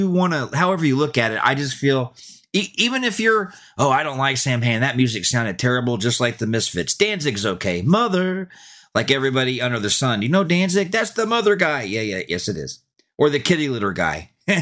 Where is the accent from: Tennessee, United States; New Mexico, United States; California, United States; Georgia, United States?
Georgia, United States; Kennesaw; I grew up in Georgia, Kennesaw, Georgia. And back in the 80s, we didn't have a lot of access to this stuff.